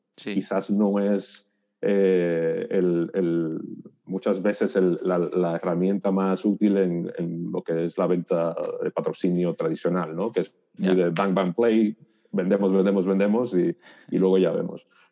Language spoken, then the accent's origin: Spanish; Dominican Republic; moved away as an adult; now in Spain; yo soy dominicano, nací en el 82 ah, y soy el mayor de, tres hermanos